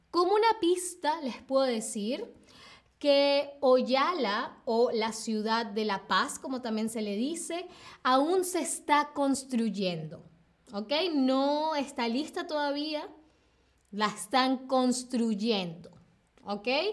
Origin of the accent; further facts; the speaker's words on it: Venezuela; yo vengo de Venezuela